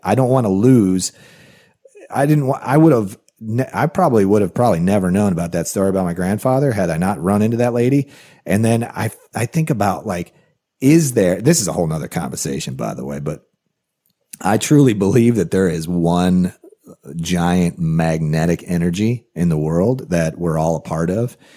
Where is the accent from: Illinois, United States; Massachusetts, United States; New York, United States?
Illinois, United States; Rockford; working in a factory in Rockford, Illinois, which is a town I grew up